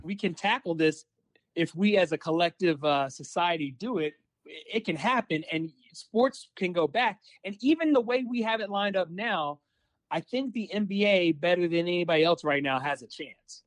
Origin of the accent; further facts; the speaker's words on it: Alabama, United States; moved away; also born or lived in Mississippi; when I was growing up in Alabama and went to school in Mississippi and came back to work in Alabama